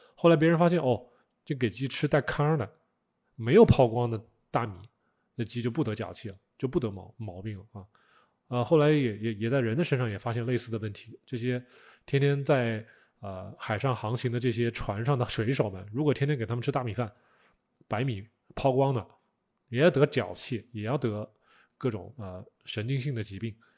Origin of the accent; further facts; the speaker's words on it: China; 我们中国人是通过腌制啊、啊晒干呐这种是不得已而为之，